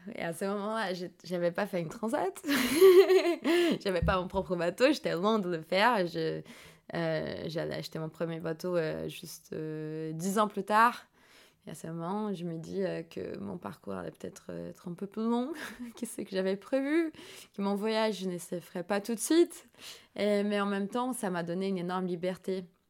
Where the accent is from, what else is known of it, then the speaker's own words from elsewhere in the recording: São Paulo, Brazil; French is a second language; je suis née à São Paulo, c'est un peu la New York brésilienne